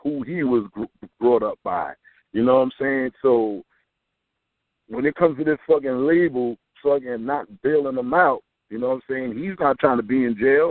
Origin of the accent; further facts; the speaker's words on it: New York City, New York, United States; also born or lived in Corona, Queens; I'm in Jamaica, Queens, man. I'm from Corona, but I moved to Jamaica, the north side of Jamaica